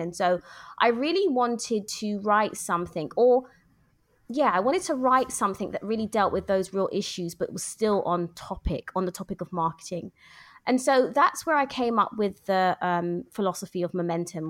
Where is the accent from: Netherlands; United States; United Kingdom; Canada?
United Kingdom; London; now in Luton, United Kingdom; born and bred in London